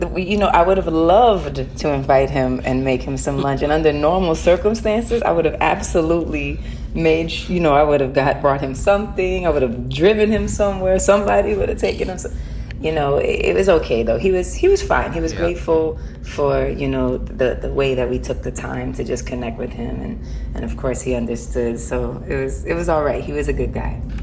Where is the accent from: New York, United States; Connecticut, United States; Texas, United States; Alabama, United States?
New York, United States; as a New Yorker and just being born and raised there